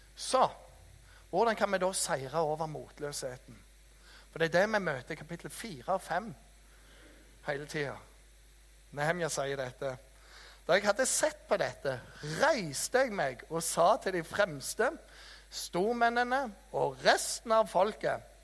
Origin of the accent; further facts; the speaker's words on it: Jæren, Rogaland, Norway; jeg er fra Jæren, vet du, janteloven ble oppfunnet av oss